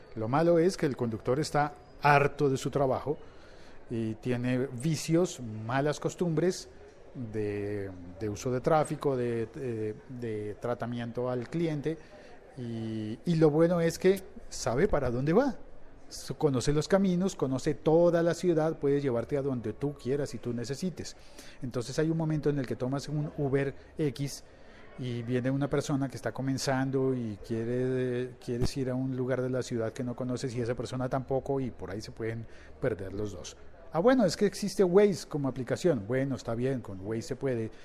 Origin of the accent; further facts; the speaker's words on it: Colombia; en mi, en mi país, en Colombia